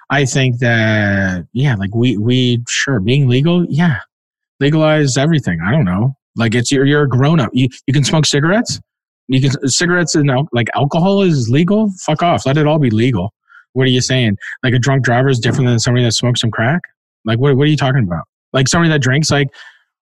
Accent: Canada; I grew up in Canada

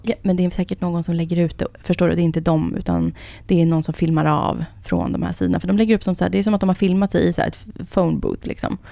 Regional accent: Enhörna, Stockholm County, Sweden; Jag är uppvuxen i Enhörna, som ligger utanför Södertälje

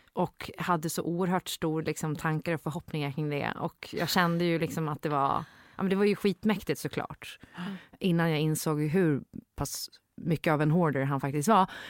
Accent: Gotland, Sweden; moved away; also born or lived in Stockholm; Jag var född på Gotland

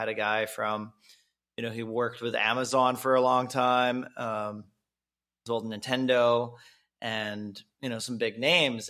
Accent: Kelowna, British Columbia, Canada; also born or lived in Bay Area, California; now in Mexico; from Canada, Kelowna, BC is my home

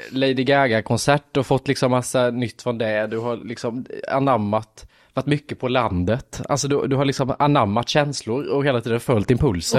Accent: Lanna, Jönköping County, Sweden; jag är uppväxt i Lanna, en by utanför Värnamo där det bor 400 personer.

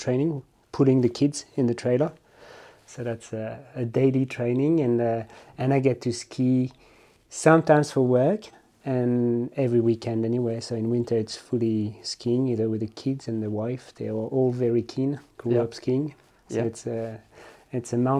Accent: Les Contamines-Montjoie, Auvergne-Rhône-Alpes, France; now in Annecy, France; Based in Annecy, and I grew up in Les Contamines, which is in between Megève and Chamonix.

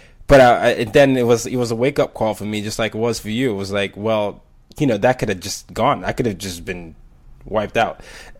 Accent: Burkina Faso; But growing up in Burkina Faso and picking up French and studying that, I found that that language, that dual understanding of learning another language and way someone connects, helped me connect with other people.

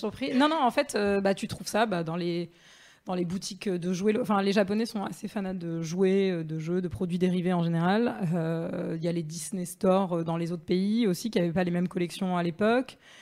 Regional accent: Marseille, Provence-Alpes-Côte d'Azur, France; moved away; je suis marseillaise

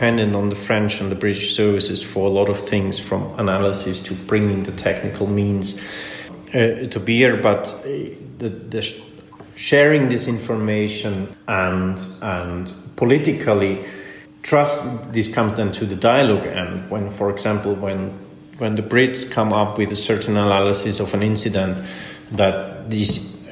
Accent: Austria; In Austria, for example, my home country

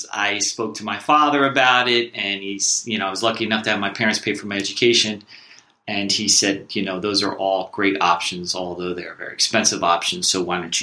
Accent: Oakhurst, New Jersey, United States; I grew up in Oakhurst, New Jersey, which is Ocean Township, New Jersey, Monmouth County

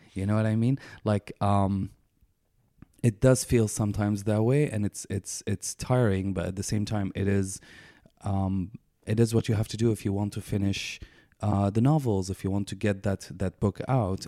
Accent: Damascus, Damascus Governorate, Syria; moved away as an adult; now in Canada; I was born and raised in Damascus, Syria, uh, in a conservative family

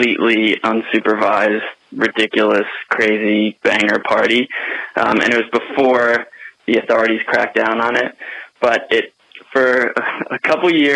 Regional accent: Fair Haven, New Jersey, United States; now in San Francisco, United States; I grew up in Fairhaven, New Jersey

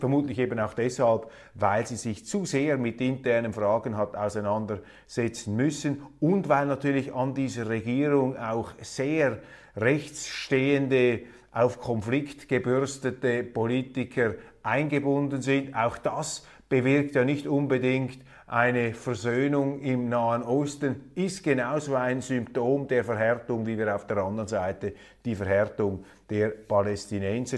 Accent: Switzerland; wir als Schweizer

